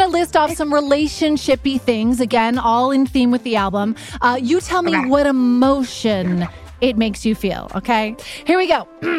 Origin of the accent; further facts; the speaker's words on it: Canada; I'm Canadian, and so I pronounce all French shit how it should be pronounced.